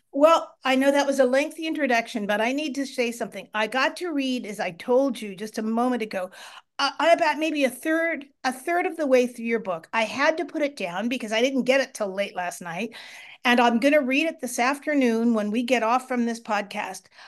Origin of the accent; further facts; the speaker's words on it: Marin County, outside San Francisco, California, United States; I grew up in Marin County outside of San Francisco